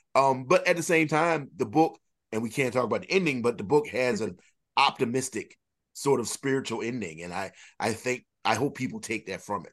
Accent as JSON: {"language": "English", "country": "United States", "tie": "born or raised there", "said": "in my hometown, I live in a very small county, and, uh, of eight thousand people."}